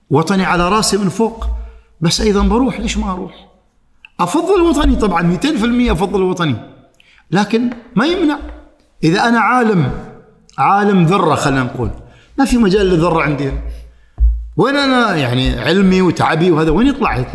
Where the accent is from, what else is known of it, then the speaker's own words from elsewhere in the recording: Oman; انا عماني رايح هناك تراني انا العماني